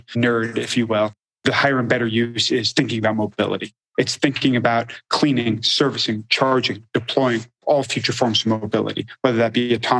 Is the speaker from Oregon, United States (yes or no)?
no; Los Angeles, California, United States; I was born and raised in Los Angeles